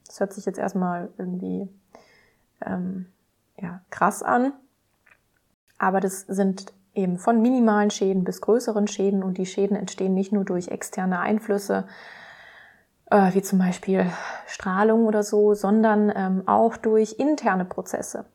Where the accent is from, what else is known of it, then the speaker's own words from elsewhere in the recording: Heilbronn, Baden-Württemberg, Germany; also born or lived in Karlsruhe; Also aufgewachsen bin ich in Heilbronn in Baden-Württemberg.